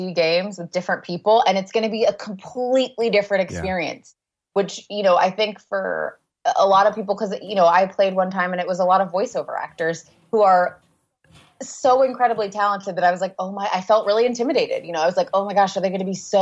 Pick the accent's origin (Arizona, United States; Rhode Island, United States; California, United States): California, United States; I grew up in California